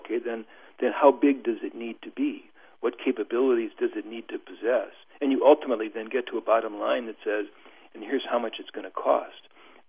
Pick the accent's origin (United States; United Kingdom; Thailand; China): United States; I'm an American academic